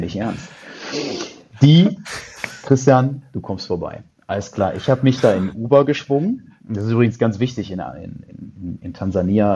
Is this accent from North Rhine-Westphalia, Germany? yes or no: yes; Düsseldorf, North Rhine-Westphalia, Germany; also born or lived in Canada / China; ich sitze hier in Düsseldorf, in meiner Heimatstadt, dort wo ich geboren bin